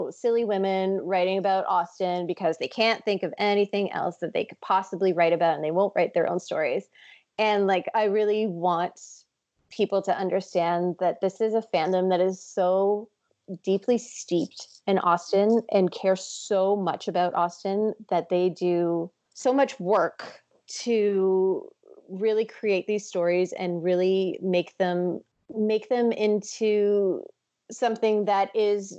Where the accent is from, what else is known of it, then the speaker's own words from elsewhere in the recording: Toronto, Ontario, Canada; my hometown in Toronto